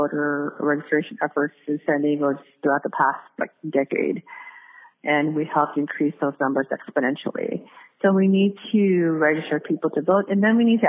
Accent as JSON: {"language": "English", "country": "Philippines", "said": "I'm native Filipino, I'm Iguro. And Iguros in the Philippines face a lot of discrimination and ostracization."}